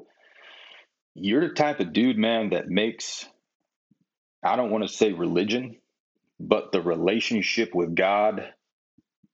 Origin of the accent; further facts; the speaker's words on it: Midwest, United States; growing up in the Midwest, it was always competition.